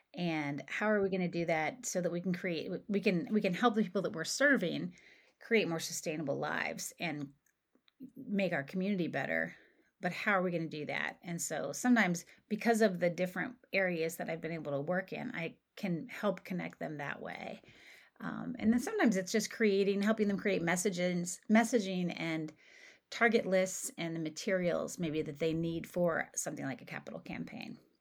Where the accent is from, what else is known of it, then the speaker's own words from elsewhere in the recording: Coal Country in Appalachia, southeastern Ohio, United States; moved away as an adult; also born or lived in Philadelphia; now in St. Louis, United States; was raised in southeastern Ohio. I'm from Cold Country in Appalachia